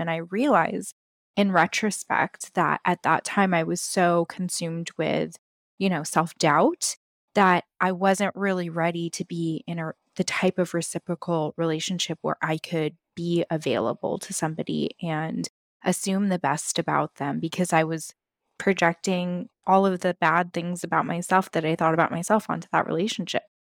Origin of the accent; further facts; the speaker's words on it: West Coast, United States; I grew up on the West Coast